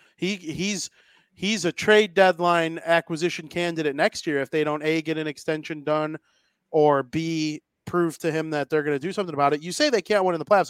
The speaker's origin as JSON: {"language": "English", "country": "United States", "said": "I'm American"}